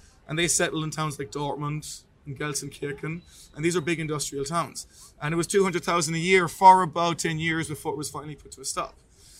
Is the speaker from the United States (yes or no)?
no; Ireland; now in Munich, Germany; we're both Irish